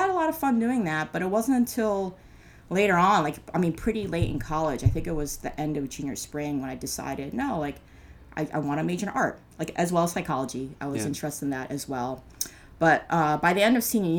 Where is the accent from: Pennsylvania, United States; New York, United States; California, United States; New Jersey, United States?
New Jersey, United States; Norwood; now in Brooklyn, United States; I grew up in Norwood